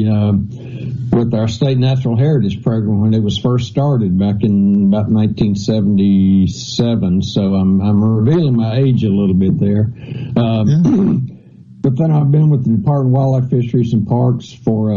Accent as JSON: {"language": "English", "region": "central Mississippi", "country": "United States", "tie": "born or raised there", "also_born_or_lived": "Ohio", "said": "I moved down here when I was 1 year old. So I'm a Mississippian, born, you know, I mean, not born, but raised here"}